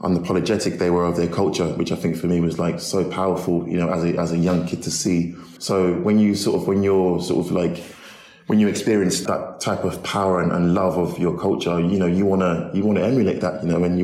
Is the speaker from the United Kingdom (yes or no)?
yes; London, United Kingdom; I grew up in a sort of, you know, a big sort of council estate in North London